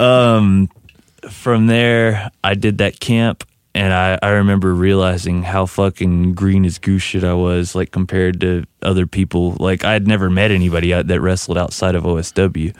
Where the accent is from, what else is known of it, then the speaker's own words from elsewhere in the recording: Crane, Texas, United States; I'm from Crane, Texas, in West Texas, which is directly in between El Paso and Dallas